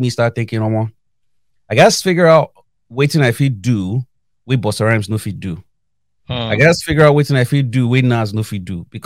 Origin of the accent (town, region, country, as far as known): Kaduna, Kaduna State, Nigeria; born or raised there; moved away as an adult; also born or lived in Zaria, Nigeria / Lagos, Nigeria